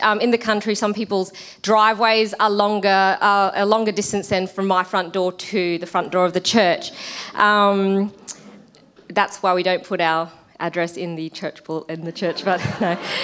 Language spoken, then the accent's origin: English; Australia; I'm Australian and my husband is Kiwi